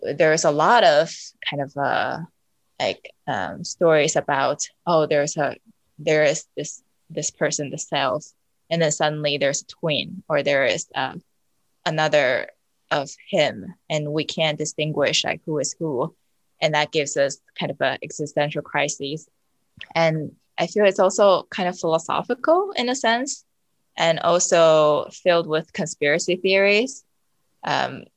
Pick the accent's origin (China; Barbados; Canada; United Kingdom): China; Beijing; moved away; I grew up in China, actually. Where I lived most of my childhood is really close to Yonghegong in Beijing